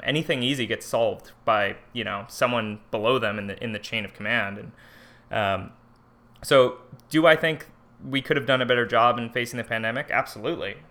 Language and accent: English; Livermore, California, United States; now in Chico, United States; I'm originally from, uh, Livermore, California. I lived in the same house my whole life